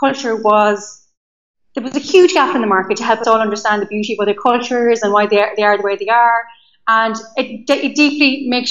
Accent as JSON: {"language": "English", "area": "County Leitrim", "region": "Connacht", "country": "Ireland", "also_born_or_lived": "London / Amsterdam", "moved": "as an adult", "said": "I am from a small county in the west of Ireland called Leitrim"}